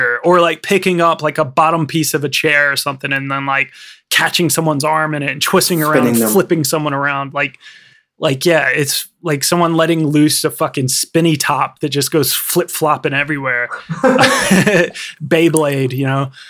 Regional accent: United States; I'm from America and I'm just slightly older

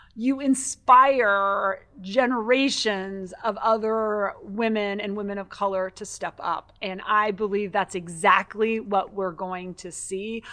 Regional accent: Butte, Montana, United States; moved away; also born or lived in Minnesota; I grew up in Butte, Montana.

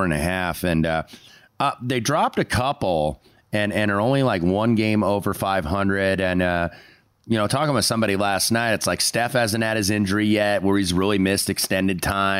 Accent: Indianapolis, Indiana, United States; born or raised there

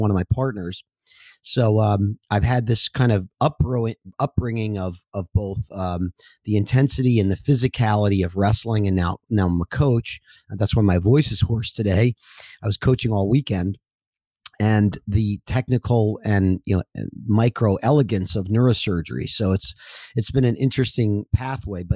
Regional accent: New Jersey, United States; I'm originally from New Jersey, and I was a wrestler as a young boy

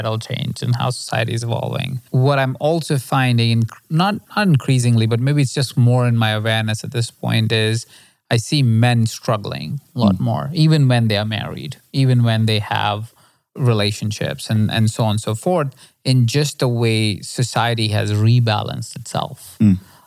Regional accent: India; I come from India

